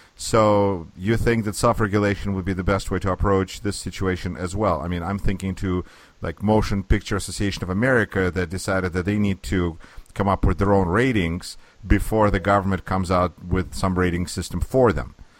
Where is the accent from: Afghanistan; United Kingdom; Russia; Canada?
Russia; now in United States; I'm originally from Russia. Here we are in the United States